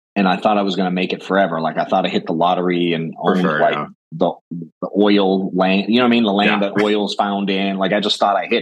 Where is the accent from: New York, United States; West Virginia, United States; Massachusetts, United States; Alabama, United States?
Massachusetts, United States; Boston; moved away as an adult; now in Atlanta, United States; I grew up in Boston.